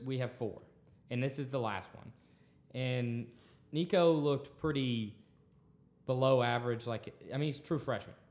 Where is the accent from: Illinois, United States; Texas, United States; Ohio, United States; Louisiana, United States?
Texas, United States; being a Texan